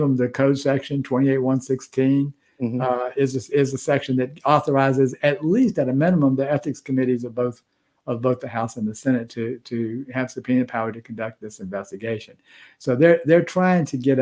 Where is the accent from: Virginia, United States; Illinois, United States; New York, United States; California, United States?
Virginia, United States; now in Georgia, United States; That's my home state